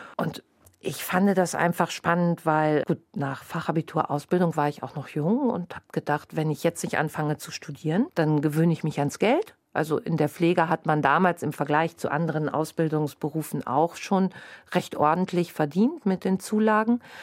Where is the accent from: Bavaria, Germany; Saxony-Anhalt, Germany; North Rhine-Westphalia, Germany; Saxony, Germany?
North Rhine-Westphalia, Germany; moved away as an adult; now in Bremen, Germany; Ich komme gebürtig aus Westfalen und sehr ländlich strukturiert